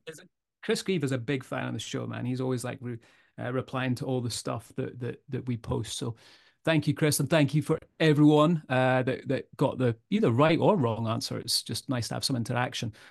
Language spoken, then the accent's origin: English; Edinburgh, Scotland, United Kingdom; I'm from Edinburgh